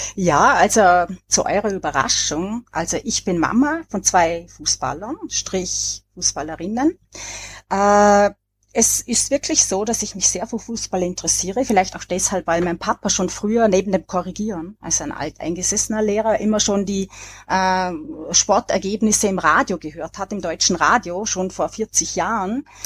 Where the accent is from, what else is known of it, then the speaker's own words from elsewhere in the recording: Vorarlberg, Austria; als äh, Vorarlbergerin